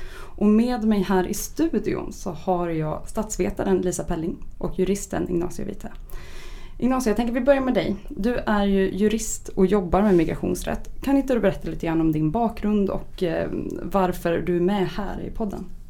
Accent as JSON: {"language": "Swedish", "town": "Uppsala", "region": "Uppsala County", "country": "Sweden", "tie": "born or raised there", "said": "min hemstad Uppsala"}